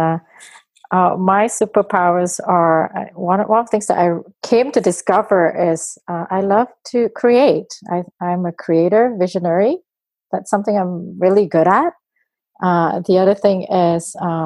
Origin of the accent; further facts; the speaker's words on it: Malaysia; now in Toronto, Canada; Right now, I live in Toronto. I grew up in Malaysia as a kid. I've been in Toronto for 10 years now.